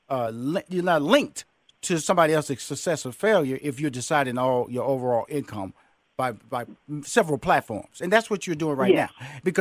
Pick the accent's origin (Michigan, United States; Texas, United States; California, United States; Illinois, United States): Texas, United States; Houston; I'm from Fifth Ward, Texas. You know, two-bedroom shotgun house, six sisters, two brothers. My father was a truck driver, had a third-grade education.